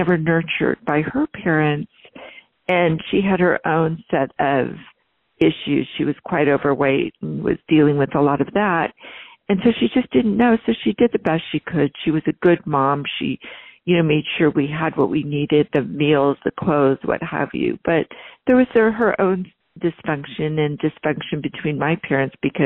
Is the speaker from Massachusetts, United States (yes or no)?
no; Northern California, United States; also born or lived in East Coast, United States; I was born on the East Coast, but I was really very young. And so by the time we settled in somewhere, I was probably in my, you know, in grade school, I was in Northern California. I was raised in kind of an upper middle class